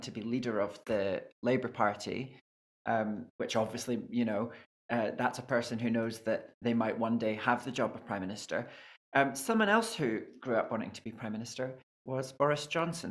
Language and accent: English; Scotland, United Kingdom; I'm Scottish